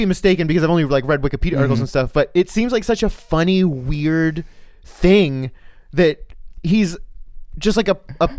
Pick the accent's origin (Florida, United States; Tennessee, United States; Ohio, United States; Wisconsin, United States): Florida, United States; now in Illinois, United States; growing up in Florida